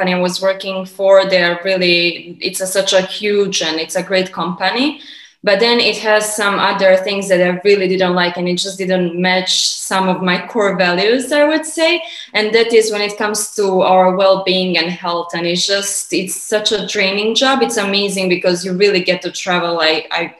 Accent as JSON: {"language": "English", "country": "Montenegro", "also_born_or_lived": "United States / Canada / Dubai", "moved": "as an adult", "said": "Originally, I'm from Montenegro, which is southern, eastern, Europe. It's a small Balkan country"}